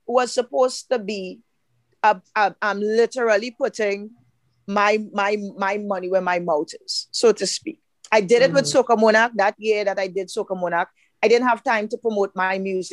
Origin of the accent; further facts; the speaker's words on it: Trinidad & Tobago